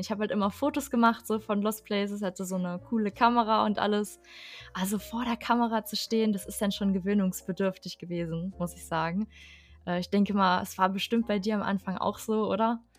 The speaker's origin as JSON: {"language": "German", "region": "Harz", "country": "Germany", "said": "ich aus dem Harz komme"}